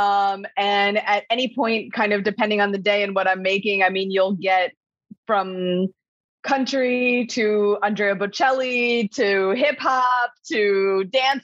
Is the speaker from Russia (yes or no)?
no; New Jersey, United States; I'm from North Jersey.